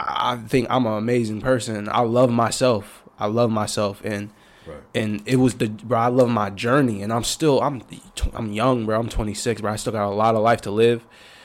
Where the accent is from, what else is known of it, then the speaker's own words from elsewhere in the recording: Tacoma, Washington, United States; I grew up in Tacoma all the way.